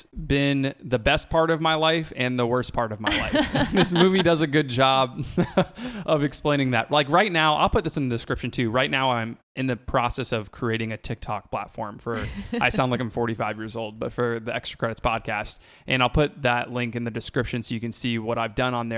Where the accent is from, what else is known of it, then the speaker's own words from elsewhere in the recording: Florida, United States; I grew up in Florida